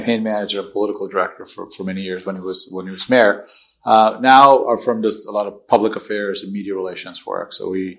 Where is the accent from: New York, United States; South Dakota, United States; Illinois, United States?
New York, United States; New York City; English is a second language; moved away as an adult; also born or lived in Karachi, Pakistan; now in Houston, United States; my family moved to Queens, New York in 1978, and I was 8 years old. So I grew up in Queens, New York